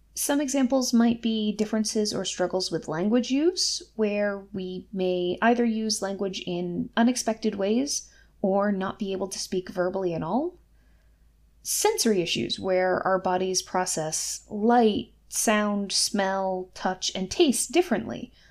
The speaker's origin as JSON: {"language": "English", "region": "Massachusetts", "country": "United States", "said": "my home state of Massachusetts"}